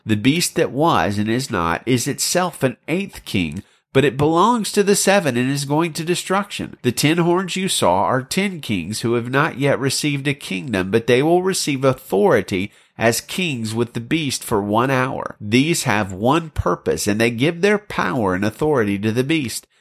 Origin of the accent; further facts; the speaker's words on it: Dixie, Southern United States, United States; my home state of Dixie.